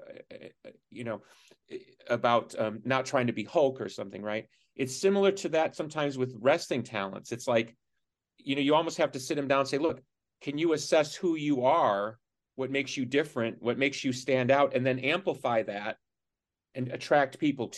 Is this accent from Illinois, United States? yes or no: yes; Chicago, Illinois, United States; I'm from Chicago